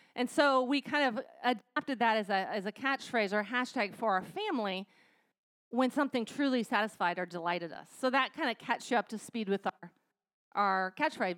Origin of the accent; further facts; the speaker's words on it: United States; we as American women